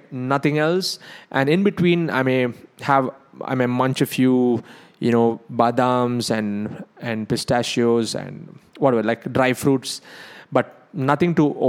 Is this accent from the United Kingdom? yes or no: no; South India, India; I'm South Indian